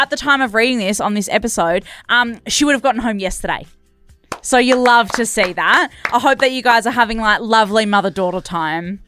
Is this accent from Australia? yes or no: yes; Perth, Western Australia, Australia; we're both from Perth